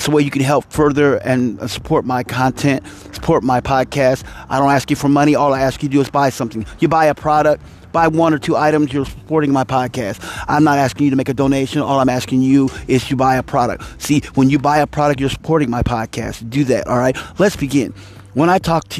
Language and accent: English; Kansas City, Missouri, United States; I am from Kansas City, the Missouri side, not the Kansas side